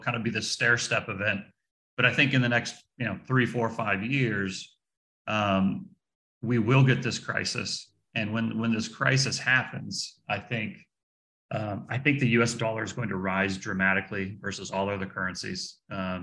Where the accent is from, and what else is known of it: United States